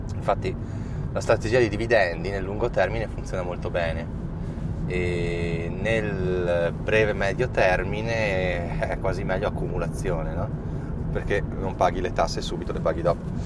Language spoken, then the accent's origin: Italian; Trento, Trentino-Alto Adige, Italy; siamo di Trento